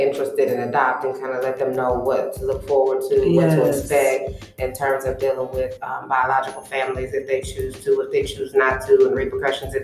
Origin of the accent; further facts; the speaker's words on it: Columbus, Ohio, United States; I was born and raised in Columbus, Ohio.